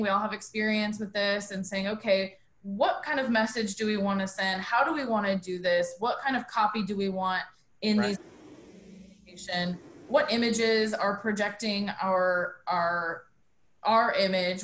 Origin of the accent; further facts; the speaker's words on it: Albuquerque, New Mexico, United States; moved away as an adult; also born or lived in Birmingham, Alabama; I was born and raised in Albuquerque.